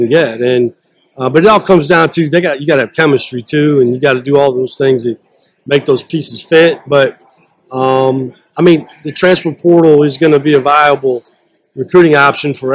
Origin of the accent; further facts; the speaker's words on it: Iowa, United States; I'm from Iowa, but I always tell them I'm from the show me state